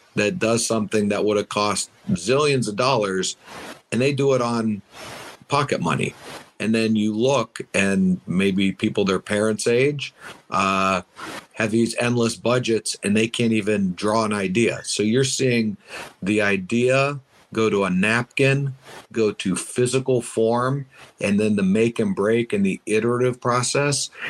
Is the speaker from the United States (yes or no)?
yes; United States; I am from the States. I've been doing a lot of stuff in the States